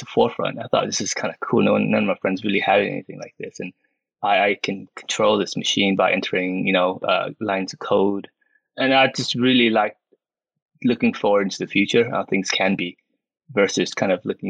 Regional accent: Houston, Texas, United States; English is a second language; moved away as an adult; now in United Kingdom; I grew up in Houston, actually, as an American

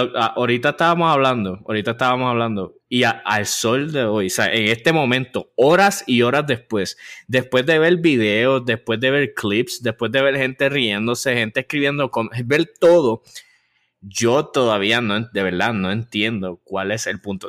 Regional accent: San Juan metropolitan area, Puerto Rico; accent: área metro de Puerto Rico; nuestro acento hasta ahora, el área metro de Puerto Rico.

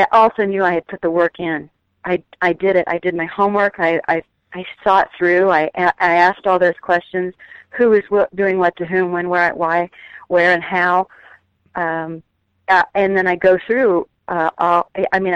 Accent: Texas, United States; moved away; I came into the business from Texas, not knowing anybody, not having any family in the business

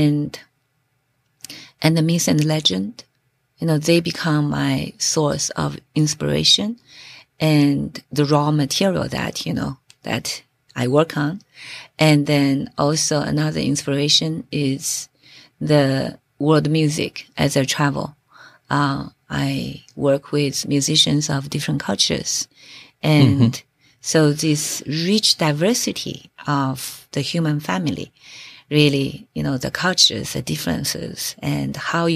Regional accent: China; moved away as an adult; also born or lived in Jeju Island, South Korea / Stanford, United States; now in Bainbridge Island, United States; my hometown, 5,600 years ago. So that makes it a sacred ground. So I grew up there

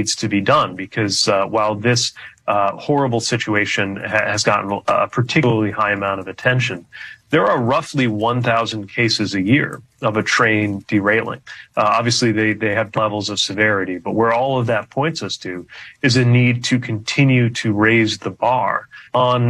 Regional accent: South Bend, Indiana, United States; I was mayor of my hometown for 8 years.

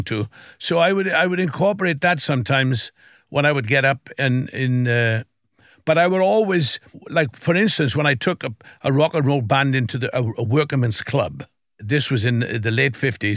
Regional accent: South Wales, United Kingdom; growing up in Wales, you know, I would sing, first of all, in school

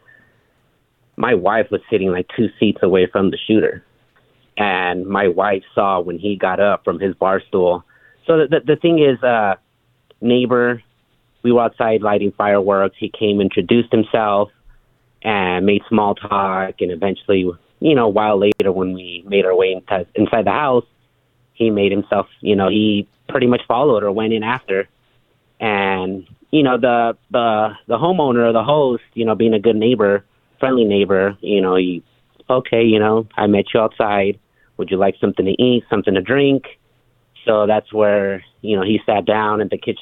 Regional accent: California, United States; I was born and raised in California

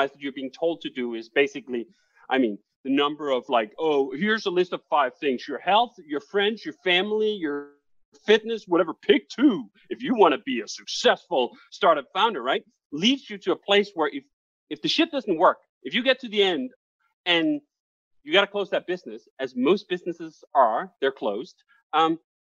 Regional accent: Copenhagen, Capital Region of Denmark, Denmark; moved away as an adult; now in United States; I'm Danish. I grew up 25 years in Copenhagen, Denmark

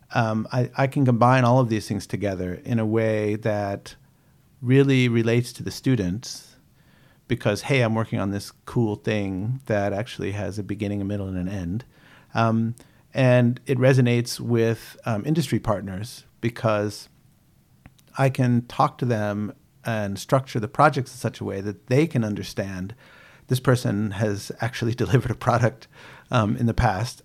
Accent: United States; moved away as an adult; also born or lived in Boston, Massachusetts; now in New Zealand; I grew up outside of Washington, D C

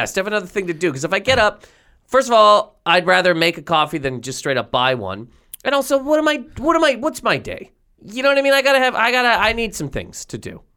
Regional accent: Canada; moved away as an adult; also born or lived in Halifax, Nova Scotia / Toronto; now in United States; I'm a Canadian citizen, but I got a green card here

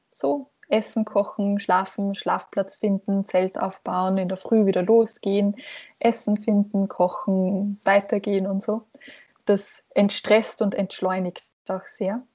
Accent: Hafnerbach, Lower Austria, Austria; von meinem Heimatort Hafnerbach in Niederösterreich

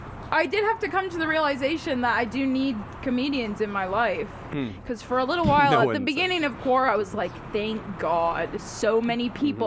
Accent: Pasadena, California, United States; also born or lived in Torrance; I grew up in Pasadena.

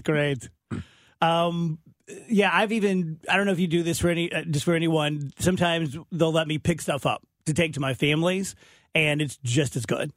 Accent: South Roxana, Illinois, United States; growing up in South Roxana

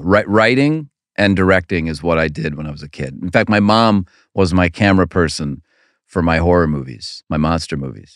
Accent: Cleveland, Ohio, United States; growing up in Cleveland, an only child who doesn't like sports

